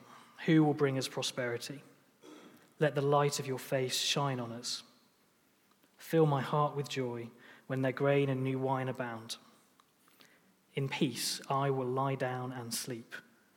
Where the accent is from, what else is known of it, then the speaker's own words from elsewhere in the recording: Lancaster, North West England, United Kingdom; also born or lived in St Andrews; now in Chester, United Kingdom; we grew up in Lancaster in the northwest of England